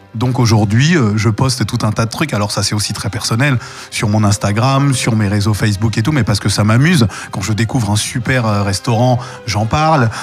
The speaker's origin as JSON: {"language": "French", "town": "Paris", "region": "Île-de-France", "country": "France", "tie": "born or raised there", "said": "mon enfance, euh, j'ai grandi à Paris, dans le 11e arrondissement"}